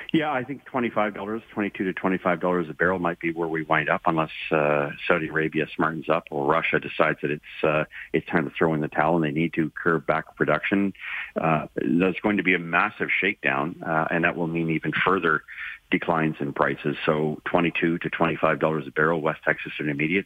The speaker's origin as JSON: {"language": "English", "region": "Ontario", "country": "Canada", "said": "I'm from Ontario."}